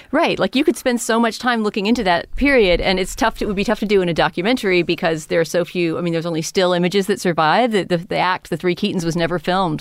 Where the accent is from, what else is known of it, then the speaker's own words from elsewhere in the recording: San Antonio, Texas, United States; moved away; where I grew up in San Antonio, Texas